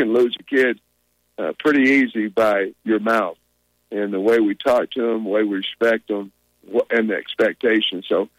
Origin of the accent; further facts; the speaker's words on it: Grove, Oklahoma, United States; You know, we're both from Oklahoma. I know he's from Ada, and I'm from Grove